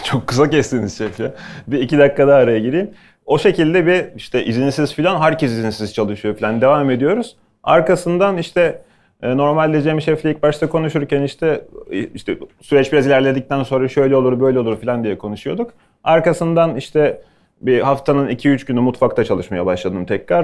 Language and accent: Turkish; Bursa, Turkey; also born or lived in Ankara / Istanbul; now in Bodrum, Turkey